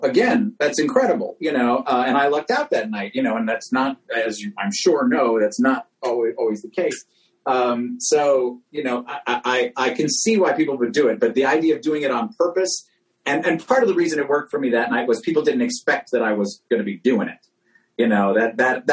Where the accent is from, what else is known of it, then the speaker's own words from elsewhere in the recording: New York City, New York, United States; I grew up in New York City